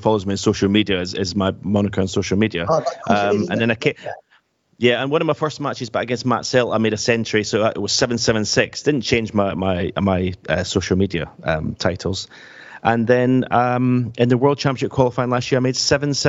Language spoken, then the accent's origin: English; Scotland, United Kingdom; being a Scotsman